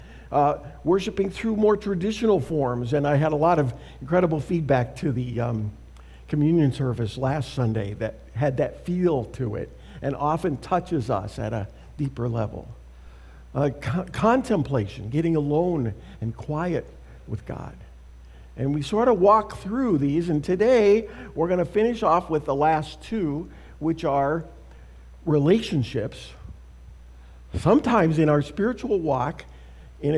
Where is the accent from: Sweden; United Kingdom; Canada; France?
Canada; moved away as an adult; also born or lived in Saskatoon, Saskatchewan; now in United States; Canada, my home and native land. Have I mentioned I'm a Canadian?